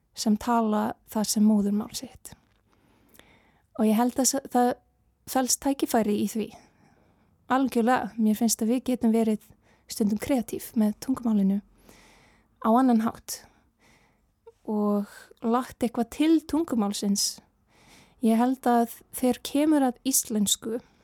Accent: Canada; Icelandic is a second language; now in Iceland; sarmneska var fyrsta mál, máli mitt og en ég ólst upp í Kanada

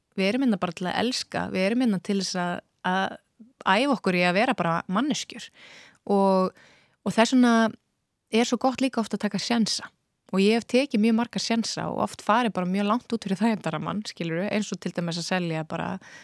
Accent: Iceland; við erum Íslendingar

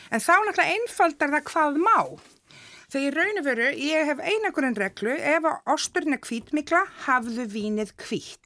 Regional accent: Iceland; við sem Íslendingar

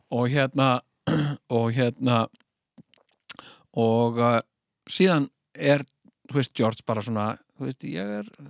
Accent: Iceland

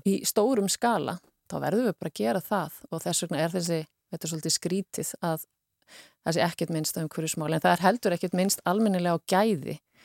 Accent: Iceland; við erum Íslandingar

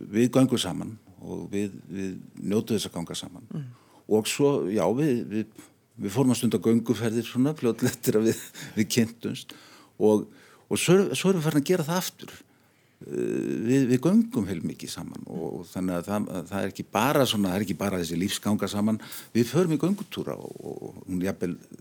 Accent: Reykjavík, Capital Region, Iceland; also born or lived in Arnarnes; mín fyrstu spór stegi í Norðumýrinni

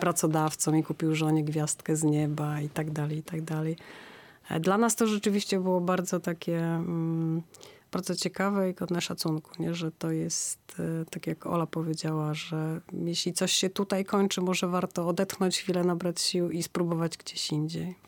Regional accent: Gdańsk, Pomeranian Voivodeship, Poland; jesteśmy z Gdańska

